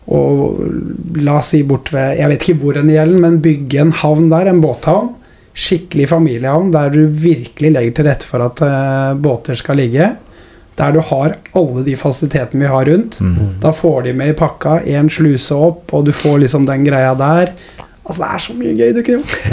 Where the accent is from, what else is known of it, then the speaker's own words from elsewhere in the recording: Skien, Telemark, Norway; jeg er jo fra Skien